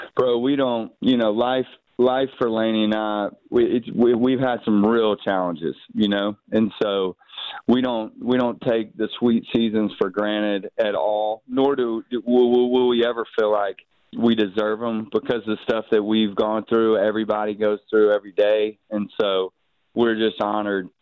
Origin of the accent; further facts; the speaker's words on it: Mobile, Alabama, United States; growing up where I grew up in Mobile